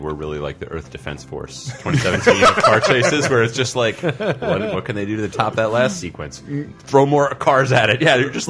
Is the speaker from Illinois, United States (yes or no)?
yes; Chicago, Illinois, United States; I grew up in Chicago again